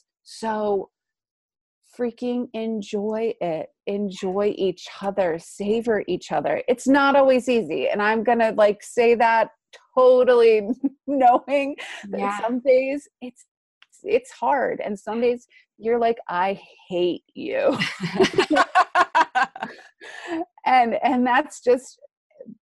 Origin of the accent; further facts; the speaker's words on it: East Coast, United States; now in California, United States; I'm originally from the East Coast, where we're making our journey back home.